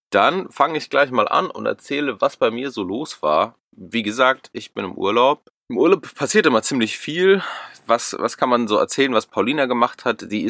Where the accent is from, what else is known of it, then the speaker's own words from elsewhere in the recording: Munich, Bavaria, Germany; So als Münchner ist es hier ungemütlich, würde ich mal sagen.